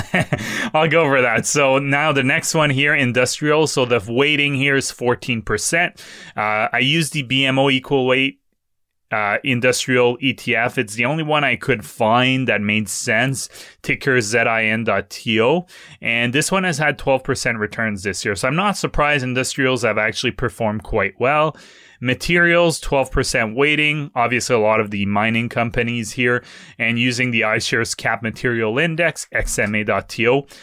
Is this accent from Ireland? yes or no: no; Canada; as a Canadian